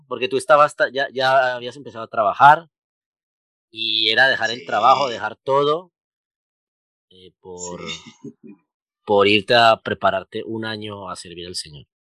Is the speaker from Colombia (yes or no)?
yes; Colombia; los colombianos somos muy hablados